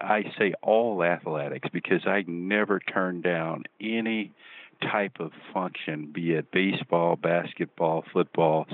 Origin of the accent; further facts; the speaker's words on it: Shreveport, Louisiana, United States; growing up in Shreveport, Louisiana, as a kid